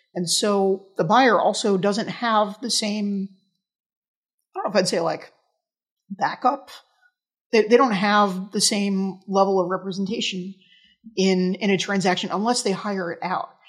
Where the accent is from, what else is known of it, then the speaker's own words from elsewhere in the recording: New York, United States; in my hometown in New York